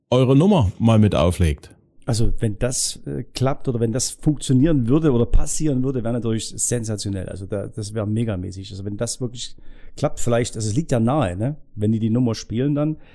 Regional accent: Saxony, Germany; Wir sind auch keine Italiener, wir sind Sachsen.

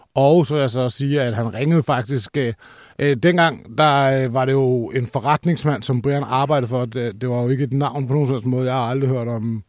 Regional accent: Roskilde, Zealand, Denmark; jeg er som sagt fra Roskilde

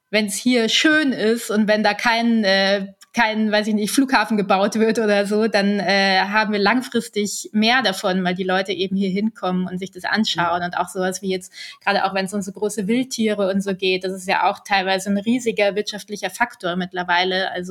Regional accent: Munich, Bavaria, Germany; also ich bin ja in München geboren und aufgewachsen und ich bin ja. aber irgendwie so ein äh, Nordseekind so ein bisschen.

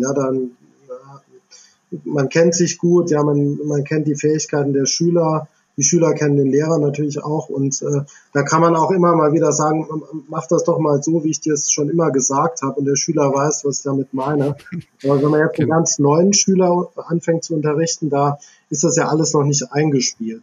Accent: near Idar-Oberstein, Rhineland-Palatinate, Germany; in der Nähe von Ida Oberstein aufgewachsen, also Kindheit und Jugend verbracht

